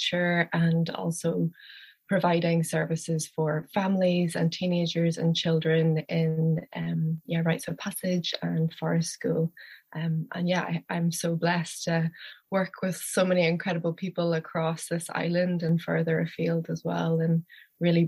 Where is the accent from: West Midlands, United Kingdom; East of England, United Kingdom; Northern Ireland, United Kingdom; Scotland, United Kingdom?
Northern Ireland, United Kingdom; Belfast; now in Donegal, Ireland; I am originally from Belfast in the north of Ireland